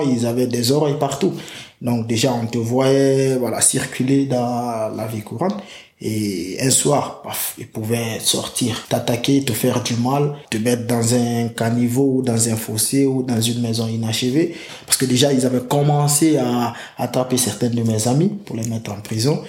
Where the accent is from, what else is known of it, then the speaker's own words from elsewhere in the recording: Sangarédi, Boké Region, Guinea; moved away as an adult; now in France; je suis parti de la Guinée